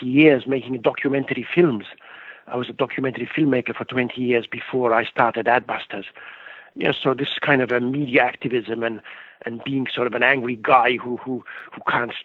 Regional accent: Estonia; now in Canada; I was born in Estonia where for 50 years we weren't able to talk back against the government.

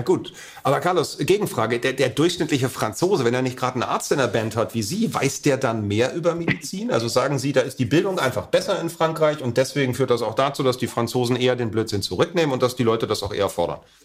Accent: Berlin, Germany; Als Deutscher bin ich natürlich in erster Linie ein Berliner

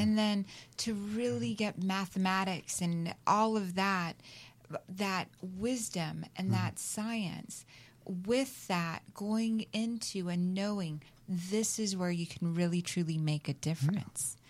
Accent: the South, United States; now in California, United States; I grew up in the South

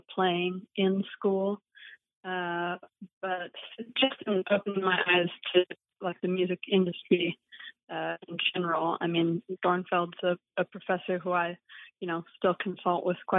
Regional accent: Idaho, United States; now in Boston, United States; I grew up in Idaho

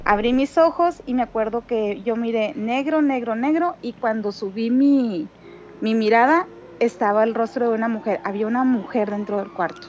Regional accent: Mexicali, Baja California, Mexico; soy de aquí de Mexicali

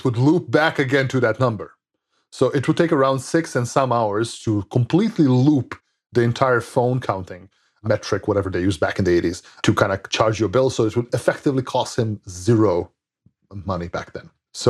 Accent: Serbia; English is a second language; Like I grew up in Serbia. Like when I was young in the 90s, I didn't have any of these computers.

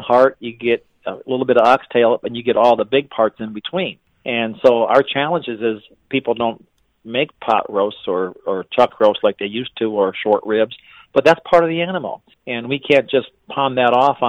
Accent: Wisconsin, United States; moved away; I grew up in Wisconsin, and so we have a plant up there, too

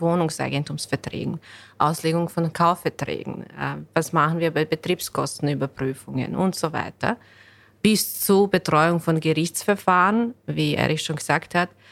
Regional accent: Bosnia & Herzegovina; German is a second language; now in Vienna, Austria; ich komme ursprünglich aus Bosnien. Ich bin äh, Ende 2003 nach Wien gezogen und ich habe hier Deutsch gelernt

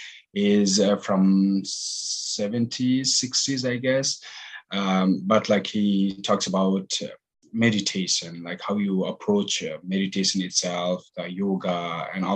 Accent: Nepal; moved away as an adult; also born or lived in United Kingdom / California / Boston; I'm originally from Nepal. Basically born and raised

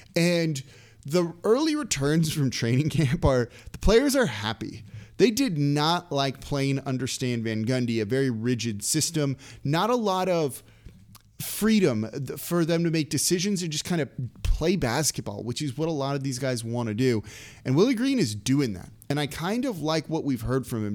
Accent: Los Angeles, California, United States; moved away; I'm from Los Angeles originally, so it's like kind of ingrained in me

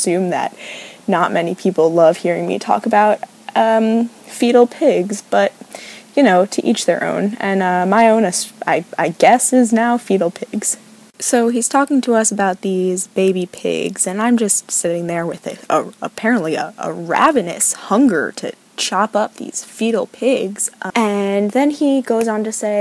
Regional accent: New York, United States; moved away as an adult; now in Oregon, United States; I'm in Oregon, and honestly, I'm from New York

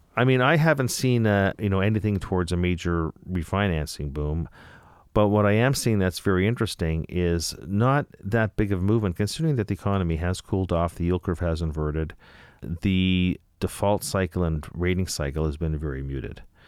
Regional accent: Canada; I'm from Canada

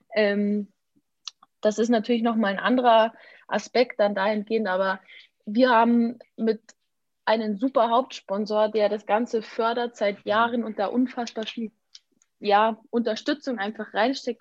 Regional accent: Germany; bei uns in Deutschland

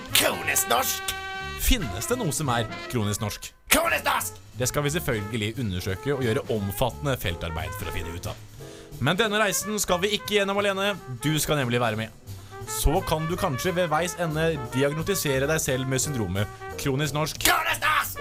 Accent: Østfold, Norway; jeg kommer fra Østfold

